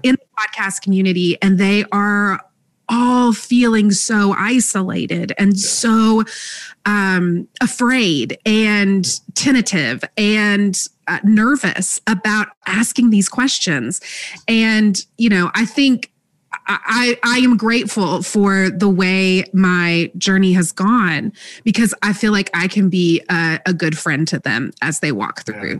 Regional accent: Texas, United States; now in Alabama, United States; I grew up in Texas

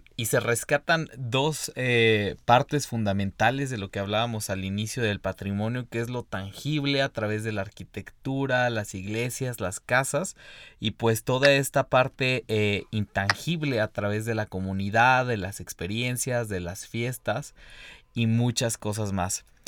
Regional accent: San Luis Potosí, Mexico; yo soy potosino

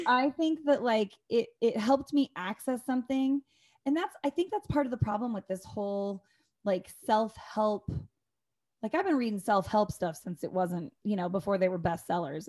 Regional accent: Northern Idaho, United States; I come from Northern Idaho

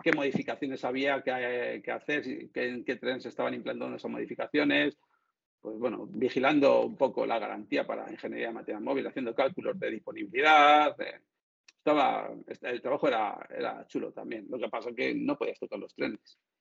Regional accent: Madrid, Community of Madrid, Spain; soy de Madrid

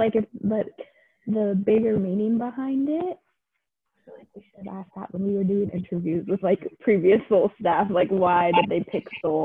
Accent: Central Valley, California, United States; moved away as an adult; now in Corvallis, United States; I'm from a very white part of California. I'm from the Central Valley. And so at our school, it was like a lot of farmers

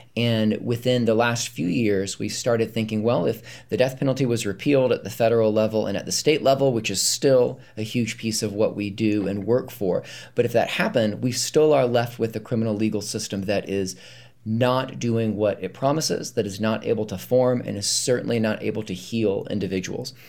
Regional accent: North Carolina, United States; moved away as an adult; now in Charlottesville, United States; we grew up in North Carolina

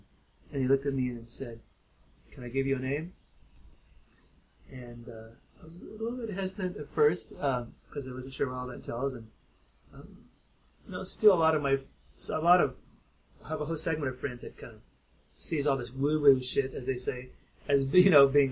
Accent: Kentucky, United States; my home state of Kentucky

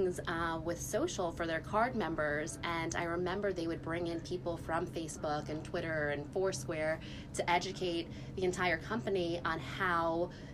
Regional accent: New York, United States; moved away as an adult; also born or lived in Massachusetts; I grew up in New York. Never left

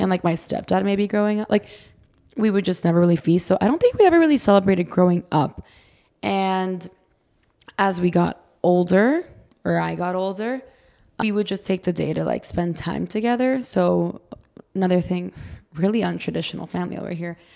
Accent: Brazil; now in United States; I'm from Brazil

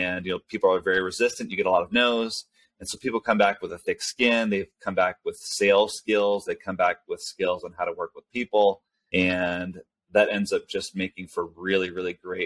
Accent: California, United States; first language Spanish; English is a second language; moved away as an adult; also born or lived in Caracas, Venezuela; now in Salt Lake City, United States; after 6 or 7 years old, I've been in the States, mostly in California.

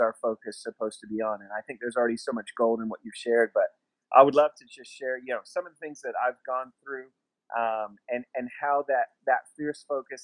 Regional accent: Masterton, Wellington, New Zealand; also born or lived in Tucson, Arizona, United States; we moved across the world from Tucson, Arizona to Masterton, New Zealand, and it happened pretty quickly

